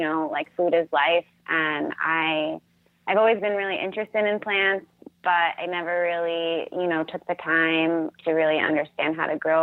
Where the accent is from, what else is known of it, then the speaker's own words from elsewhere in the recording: Alexandria, Virginia, United States; moved away as an adult; also born or lived in Oregon; now in Vancouver, Washington, United States; I grew up in Alexandria, Virginia, a suburb of Washington, D.C.